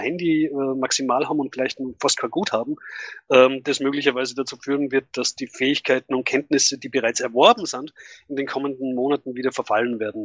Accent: Tennengau, Salzburg, Austria; moved away; von meinem Heimatort, äh, dass es da bereits Fälle gibt und das liegt halt im Tenningau

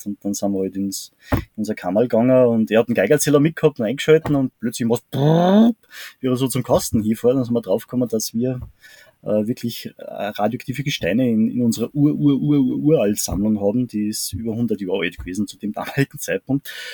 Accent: Salzburg, Austria; bei uns in Salzburg

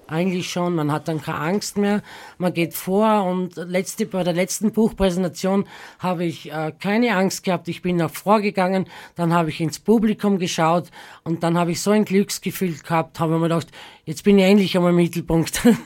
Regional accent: Southern Styria, Austria; now in Graz, Austria; die Südsteiermark, weil das meine Heimat ist

